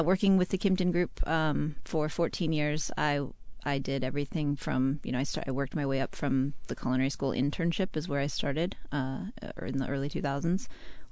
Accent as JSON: {"language": "English", "region": "Southern Colorado", "country": "United States", "also_born_or_lived": "Portland", "moved": "yes", "lives_now": "Seattle, United States", "said": "I'm originally from Southern Colorado, but I left pretty early on in the late 90s, early 2000s to move to Portland"}